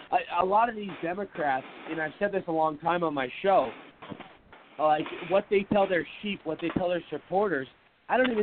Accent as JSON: {"language": "English", "town": "Seattle", "region": "Washington", "country": "United States", "moved": "yes", "lives_now": "Phoenix, United States", "said": "I'm originally from Seattle, Washington."}